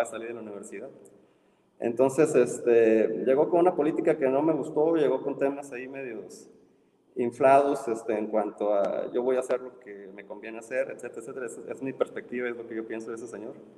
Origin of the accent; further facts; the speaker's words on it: Ensenada, Baja California, Mexico; moved away as an adult; also born or lived in Mexico City; now in Monterrey, Mexico; me fui de una ciudad de 500 mil habitantes a una de 25 millones